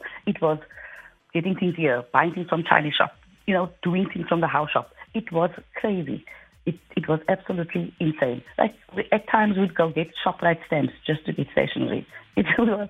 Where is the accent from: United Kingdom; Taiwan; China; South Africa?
South Africa; Cape Town, Western Cape; I'm from Mitchell, Spain